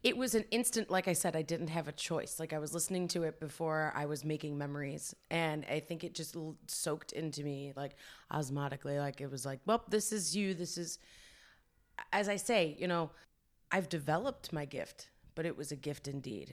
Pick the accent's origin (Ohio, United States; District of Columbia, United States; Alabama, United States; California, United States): Ohio, United States; Fairview Park; it's a west side suburb of Cleveland, Ohio, uh, Fairview Park